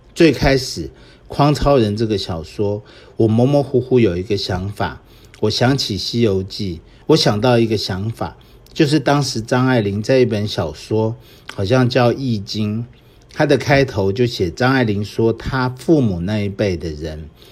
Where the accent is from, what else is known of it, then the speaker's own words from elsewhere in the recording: Taiwan; 我们当时看的电影，我们台湾这边看的电影，当然都是美国进来的这种好莱坞的。